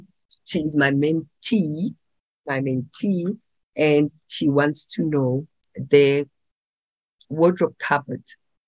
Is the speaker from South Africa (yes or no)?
yes; Pretoria, Gauteng, South Africa; Soweto is too far for me. I'm from Pretoria. I only understand Pretoria and Tembisa.